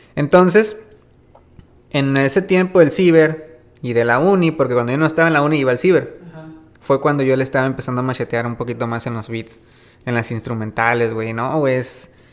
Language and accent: Spanish; Maneadero, Baja California, Mexico; Yo estoy acostumbrado a caminar aquí en Maniaco